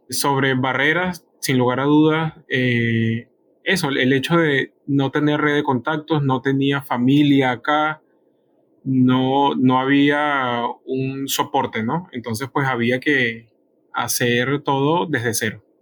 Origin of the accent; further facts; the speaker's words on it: Venezuela; moved away as an adult; also born or lived in Colombia; now in Peru; salí de Venezuela a los 22 años